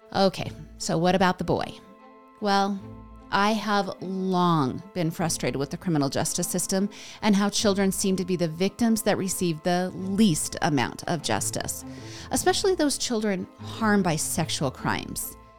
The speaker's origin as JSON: {"language": "English", "country": "United States", "said": "I'm American"}